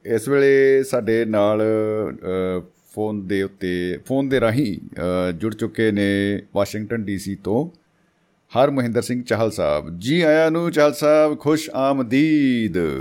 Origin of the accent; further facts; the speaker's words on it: Malwa, India; moved away; also born or lived in Doaba; ਮੇਰਾ ਪਿਛੋਕੜ ਮਾਲਵੇ ਦਾ ਸੀ